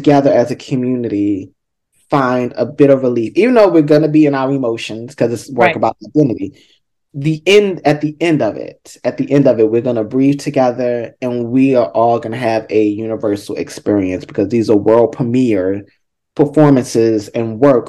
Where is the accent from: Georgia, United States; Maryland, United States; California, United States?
Maryland, United States; Baltimore; I'm from Baltimore